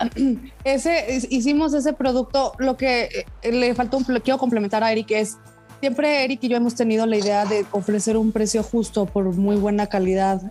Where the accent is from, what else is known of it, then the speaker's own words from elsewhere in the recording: Ciudad Victoria, Tamaulipas, Mexico; moved away as an adult; also born or lived in Puebla / Paris / New York; mi hermano y yo somos de Ciudad Victoria, Tamaulipas.